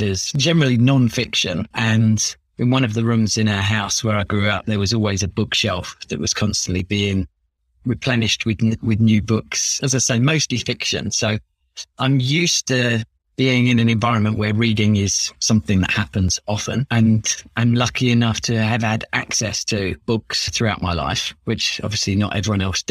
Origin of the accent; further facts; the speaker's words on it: London, United Kingdom; accent: Cockney; So I'm born and bred in London, in Chingford to be specific, kind of northeast London. I've lived here my whole life